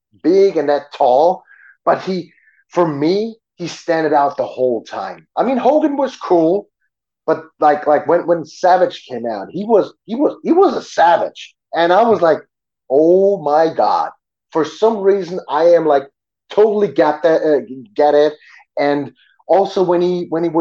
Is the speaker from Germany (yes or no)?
yes; Germany; English is a second language; I grew up in Germany, yes, but we had American neighbors